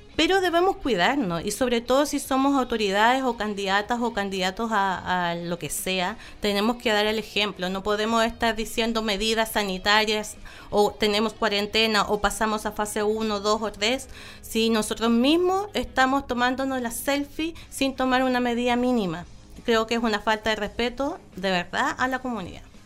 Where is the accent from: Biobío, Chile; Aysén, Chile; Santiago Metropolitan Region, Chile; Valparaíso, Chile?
Aysén, Chile; Coyhaique; yo nací en Coyhaique. Yo, yo tengo los recuerdos de Coyhaique